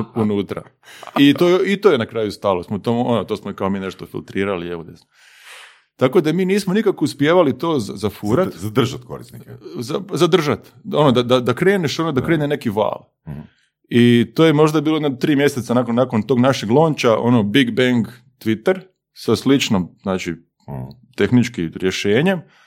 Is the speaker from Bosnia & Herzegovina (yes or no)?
no; Osijek, Osijek-Baranja County, Croatia; Igrao sam tad prvu ligu u Osijeku, ja sam iz Osijeka